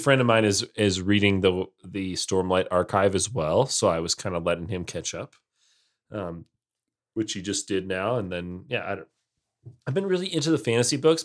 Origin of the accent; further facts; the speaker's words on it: United States; I am in the minority as an American who doesn't like football.